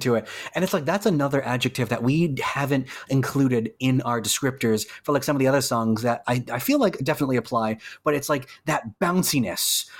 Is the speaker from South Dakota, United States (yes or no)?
no; Salem, Massachusetts, United States; We are, we are, we are from Salem